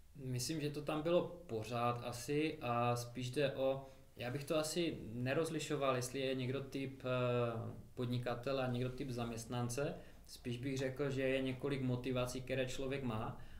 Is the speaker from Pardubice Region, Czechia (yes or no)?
no; Karviná, Moravian-Silesian Region, Czechia; moved away as an adult; also born or lived in Manchester, England; now in Mikulov, Czech Republic; jsme vlastně, pocházíme z jednoho města, z Karviné